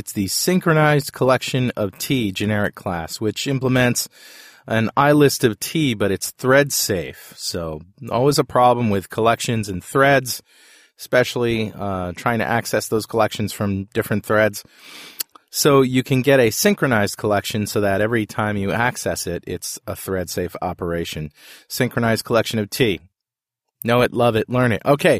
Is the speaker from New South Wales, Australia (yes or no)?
no; Toowoomba, Queensland, Australia; Joel started bagging Toowoomba. That is my hometown, and I thought I should stand up for it.